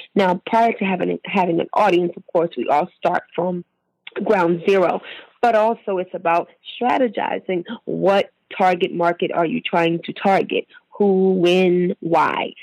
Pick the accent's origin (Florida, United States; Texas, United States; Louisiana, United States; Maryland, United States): Maryland, United States; I'm from Maryland